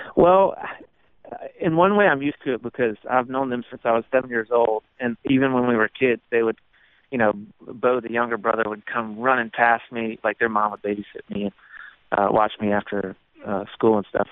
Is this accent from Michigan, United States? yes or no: no; Walhalla, South Carolina, United States; my hometown is called Walhalla, which is a German word that means Garden of the Gods